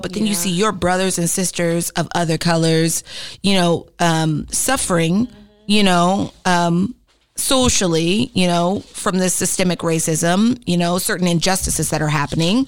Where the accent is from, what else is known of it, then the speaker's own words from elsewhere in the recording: United States; as an American